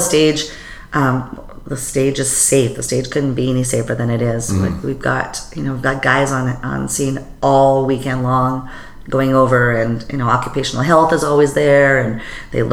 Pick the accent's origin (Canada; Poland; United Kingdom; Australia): Canada; the Prairies; I'm a prairie girl